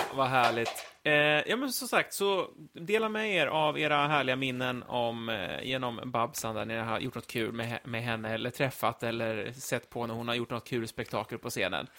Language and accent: Swedish; Linköping, Östergötland, Sweden; jag kommer ju från Linköping